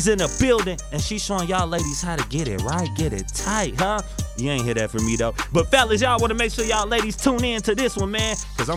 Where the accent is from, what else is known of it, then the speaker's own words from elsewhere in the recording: Zion, United States; my hometown, from